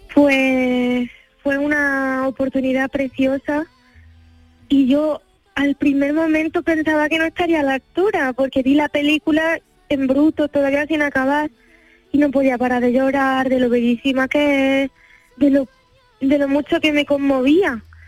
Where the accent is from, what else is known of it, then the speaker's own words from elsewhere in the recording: Andalusia, Spain; moved away as an adult; Yo en mi tierra